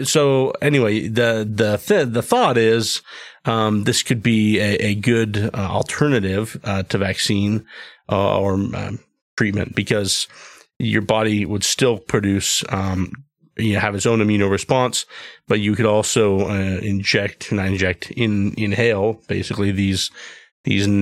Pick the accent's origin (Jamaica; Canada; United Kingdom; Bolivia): Bolivia; moved away; I grew up in Bolivia and we saw llamas often